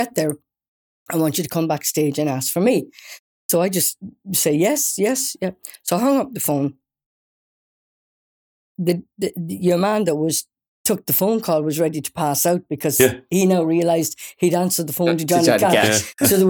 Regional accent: Wales, United Kingdom; accent: Irish; moved away; also born or lived in Ireland; I was brought up in Wales

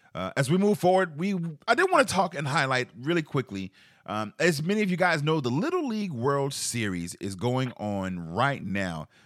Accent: Charleston, South Carolina, United States; growing up in Charleston, South Carolina

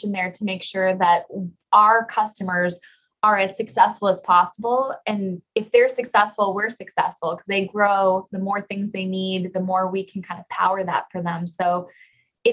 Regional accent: McAllen, Texas, United States; also born or lived in Idaho / San Antonio, Texas; I'm from McAllen, Texas, so a born and raised Texan.

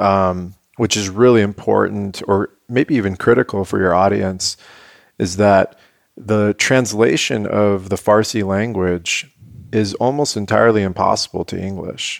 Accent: San Diego, California, United States; born and raised in La Jolla

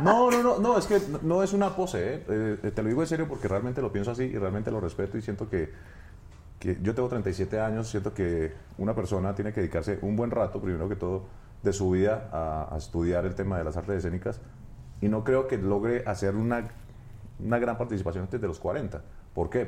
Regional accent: Bogotá, Colombia; Yo soy de Bogotá. De Bogotá. Yo nací en la capital.

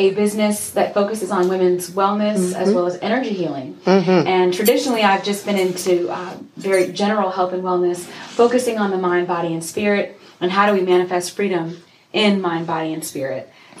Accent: Tennessee, United States; now in Atlanta, United States; But I'm originally from Tennessee. I've been in Atlanta for about 20 years now.

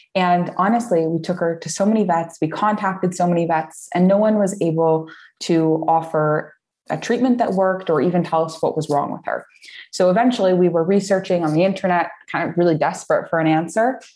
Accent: United States; moved away as an adult; now in Portugal; I'm American. I've been living here for uh, on and off for about five or six years now

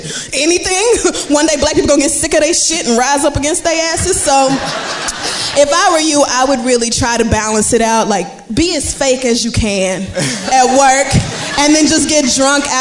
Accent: Barbados; moved away; I am from Barbados.

